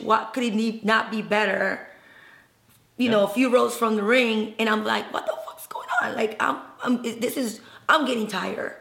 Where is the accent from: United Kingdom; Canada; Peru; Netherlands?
Peru; I'm Peruvian, I was born in Peru